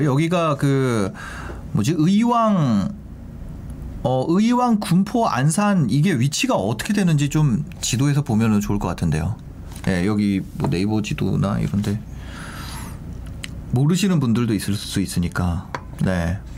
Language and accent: Korean; South Korea; now in Seoul, South Korea; 솔직히 진짜 말도 안 된다고 생각합니다. 지방러 출신으로서. 서울 사람들은 그렇게 생각 안 할 수도 있겠죠. 지방에서 야 너가 올라와